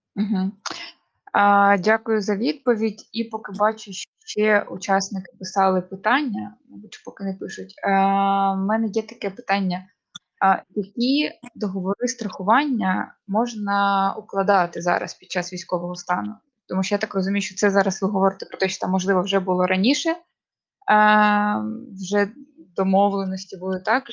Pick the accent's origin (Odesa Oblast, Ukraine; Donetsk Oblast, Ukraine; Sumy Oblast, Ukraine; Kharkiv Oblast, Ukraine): Kharkiv Oblast, Ukraine; Kharkiv; ми з Харкова